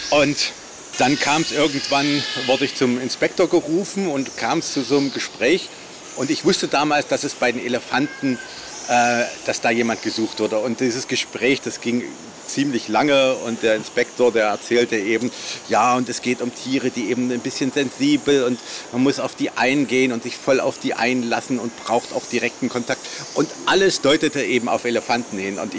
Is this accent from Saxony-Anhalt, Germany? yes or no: yes; Magdeburg, Saxony-Anhalt, Germany; moved away; also born or lived in Leipzig; Ich bin in Magdeburg aufgewachsen